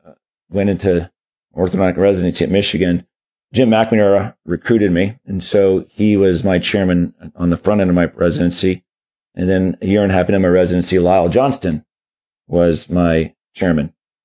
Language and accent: English; Germany; born there; every 7 years we go to Germany. I was born in Germany.